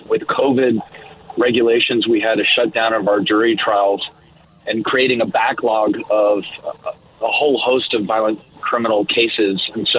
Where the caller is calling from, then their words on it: Galveston County, Texas, United States; I'm calling you from Galveston County, which is adjacent to Harris County.